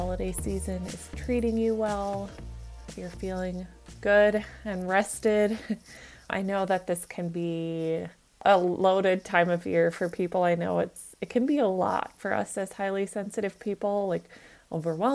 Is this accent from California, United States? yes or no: no; Minnesota, United States; I grew up in Minnesota